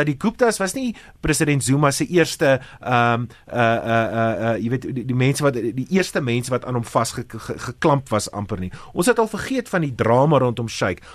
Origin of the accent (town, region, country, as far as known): South Africa